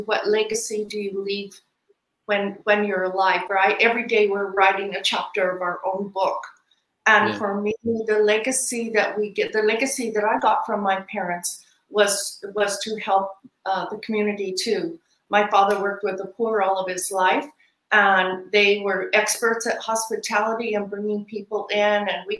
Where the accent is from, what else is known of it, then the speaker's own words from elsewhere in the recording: Taos, New Mexico, United States; now in Hong Kong; I grew up in Taos, New Mexico. We were the only white family in our little town. So I grew up with multicultural, and I'm a third culture kid from the very beginning.